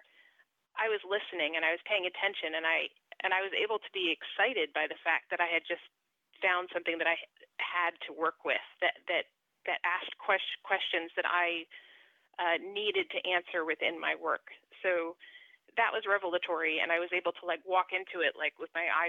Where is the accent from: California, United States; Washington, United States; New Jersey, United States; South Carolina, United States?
New Jersey, United States; I'm from New Jersey